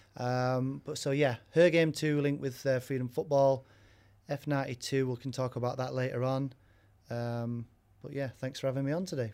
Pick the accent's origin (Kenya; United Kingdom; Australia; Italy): United Kingdom; Warrington, North West England; also born or lived in York; I was born in York, uh, and then grew up in Warrington, which is where my mum lives